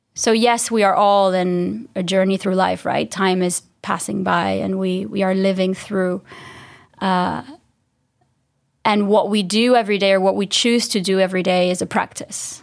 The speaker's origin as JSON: {"language": "English", "country": "Dominican Republic", "said": "I'm from the Dominican Republic, so this small island in the Caribbean"}